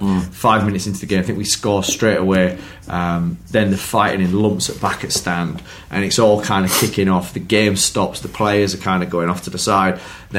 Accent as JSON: {"language": "English", "town": "St Annes", "region": "North West England", "country": "United Kingdom", "said": "Yeah, I'm from St Anne's, mate."}